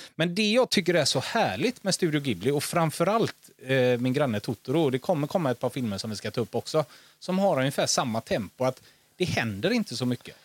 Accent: Gothenburg, Västra Götaland, Sweden; hemma i Torslanda

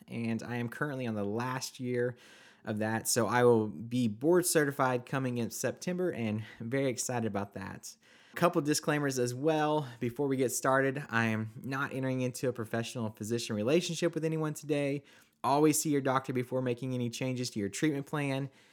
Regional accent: Oklahoma, United States; I was born and raised in Oklahoma.

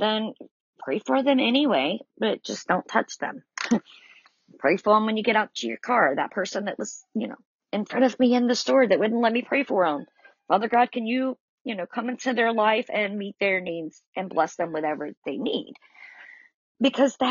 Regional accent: the South, United States; accent: southern; I'm definitely from the South by my accent, but I know that it's more than just being southern roots

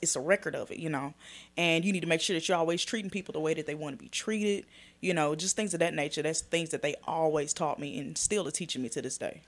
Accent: Dallas, Texas, United States; I'm born and raised in Dallas

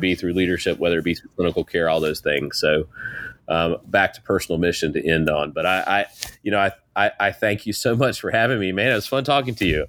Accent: Eastern North Carolina, United States; I grew up in East North Carolina

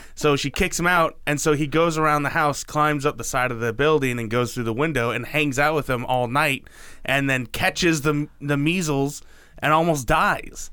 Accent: Oregon, United States; I'm from Oregon.

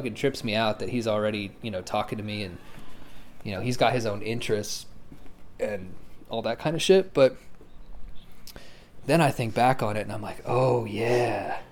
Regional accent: Lawton, Oklahoma, United States; moved away; I'm actually going to move back to my hometown in Lawton, because it's cheaper

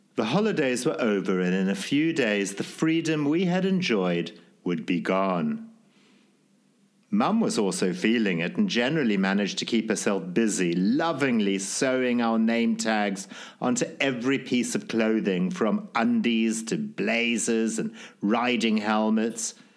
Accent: Zimbabwe; born or raised there

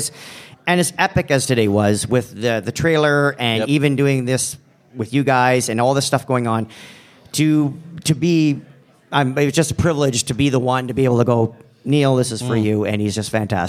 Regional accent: Canada; now in Chicago, United States; Okay, and it's not because I'm Canadian and I have to be overly polite. Well, legally we have to be, but... I'm in Chicago, so I can be an asshole if I want to, apparently.

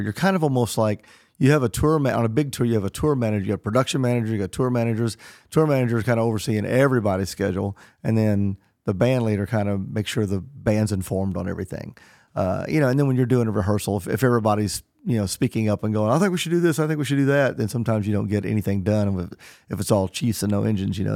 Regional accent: Southern Illinois, United States; moved away; also born or lived in Nashville; growing up in Southern Illinois

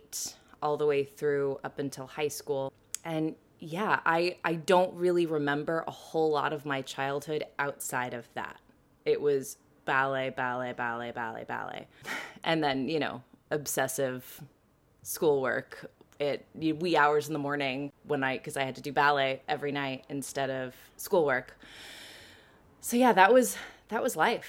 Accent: Washington, United States; moved away as an adult; also born or lived in London, United Kingdom; now in New York City, United States; I'm originally from Washington State, so the Pacific Northwest, which right now I miss desperately

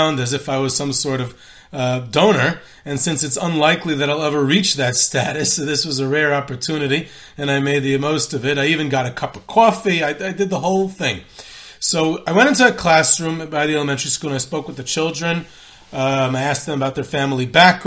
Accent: Muncie, Indiana, United States; moved away as an adult; now in Israel; I was growing up in Muncie at the time

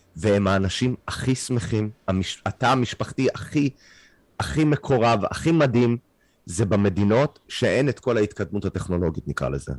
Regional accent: Canada; Hebrew is a second language; now in Israel; אני קנדי, העברית שלי לא משהו

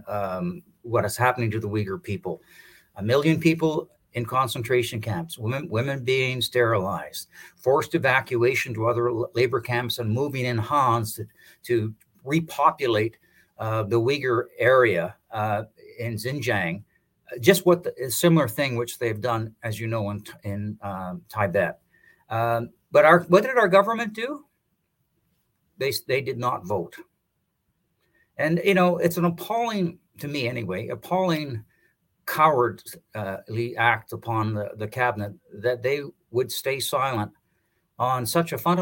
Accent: Canada; as a Canadian

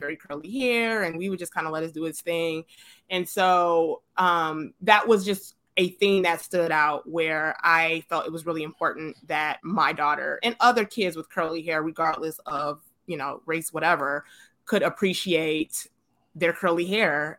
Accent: Detroit, Michigan, United States; moved away as an adult; also born or lived in California; now in Atlanta, United States; I was born and raised in Detroit

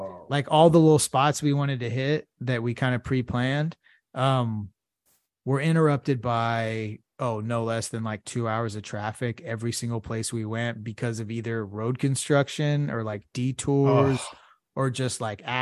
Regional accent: Houston, Texas, United States

